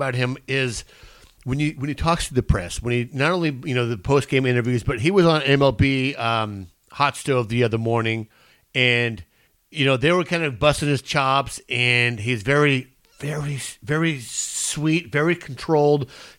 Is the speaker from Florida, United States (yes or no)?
no; East County, California, United States; I was raised by my dad, but I'm from East County. So East County is very, we grew up very poor.